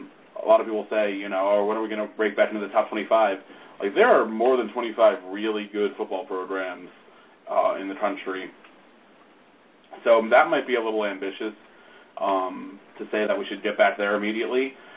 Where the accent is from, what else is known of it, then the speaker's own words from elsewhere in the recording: New York City, New York, United States; I'm from the Bronx and I used to run up the steps at Yankee Stadium